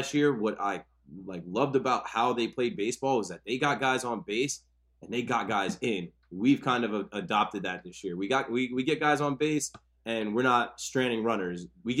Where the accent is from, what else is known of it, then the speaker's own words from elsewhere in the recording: Ocean Township, New Jersey, United States; I'm from Ocean Township, which is a town over from Asbury